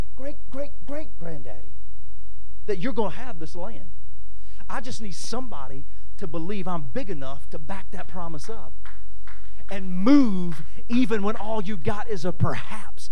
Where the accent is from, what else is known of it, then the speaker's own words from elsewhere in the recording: Winnsboro, Louisiana, United States; moved away as an adult; now in Washington, D.C., United States; I'm from Winnsboro, Louisiana